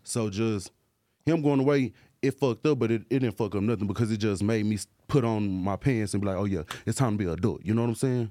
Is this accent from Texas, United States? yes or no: yes; Dallas, Texas, United States; I'm from Dallas, you know, Dallas, Texas